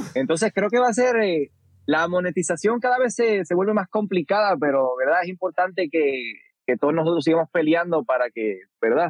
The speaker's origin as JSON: {"language": "Spanish", "country": "Puerto Rico", "tie": "born or raised there", "said": "creciendo en Puerto Rico"}